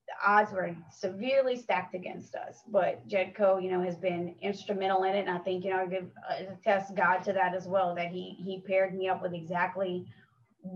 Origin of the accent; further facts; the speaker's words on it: Westwego, Louisiana, United States; I'm from here. I'm born and raised in West Wego.